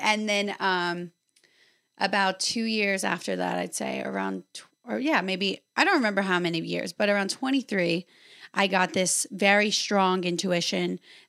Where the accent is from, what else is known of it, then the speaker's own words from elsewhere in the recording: North Louisiana, United States; moved away; I was born in North Louisiana. Okay. I grew up in a dairy farm town.